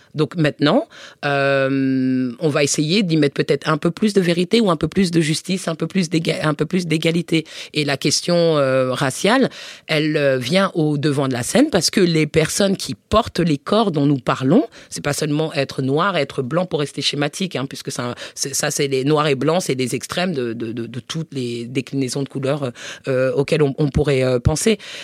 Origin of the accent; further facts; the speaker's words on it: Paris suburbs, Île-de-France, France; also born or lived in United States; je suis née à Paris et que j'ai grandi en, banlieue parisienne.